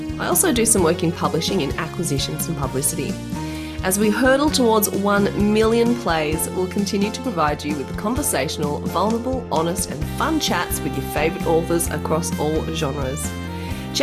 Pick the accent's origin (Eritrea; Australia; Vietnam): Australia; I, you know, was born in Australia and grew